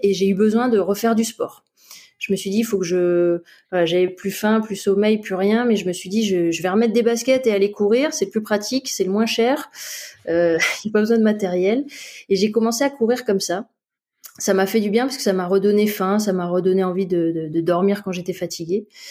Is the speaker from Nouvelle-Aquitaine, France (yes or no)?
no; Montpellier, Occitania, France; also born or lived in Paris; now in Briançon, France; je vis à Briançon, euh, je suis originaire de Montpellier